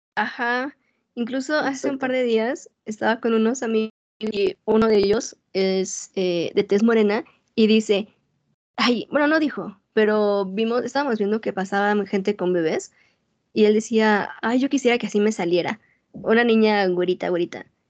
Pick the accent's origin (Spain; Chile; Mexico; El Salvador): Mexico; moved away as an adult; now in United States; yo nací y crecí en México y fui a la escuela toda mi vida en México